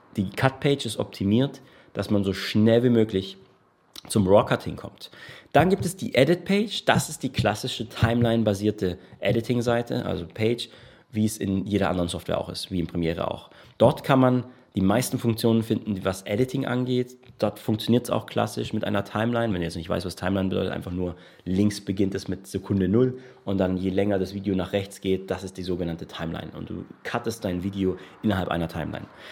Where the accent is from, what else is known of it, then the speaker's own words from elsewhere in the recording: Germany; now in Portugal; bei uns in Deutschland